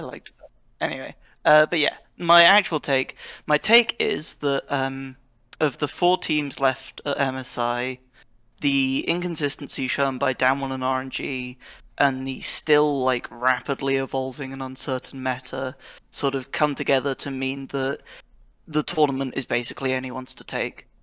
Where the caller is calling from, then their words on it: Oxford, South East England, United Kingdom; I'm calling from, uh, Oxford, United Kingdom